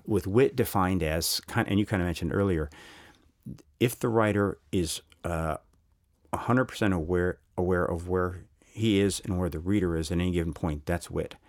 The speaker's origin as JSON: {"language": "English", "country": "United States", "said": "as an American"}